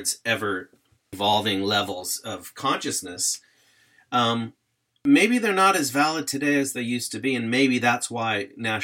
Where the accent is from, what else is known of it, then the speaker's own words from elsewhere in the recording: United States; I grew up in the United States